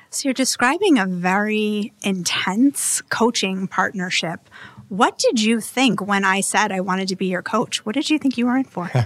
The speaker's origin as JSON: {"language": "English", "town": "Hingham", "region": "Massachusetts", "country": "United States", "tie": "born or raised there", "said": "a full-service home design and build business in my hometown on the South Shore of Hingham, Massachusetts."}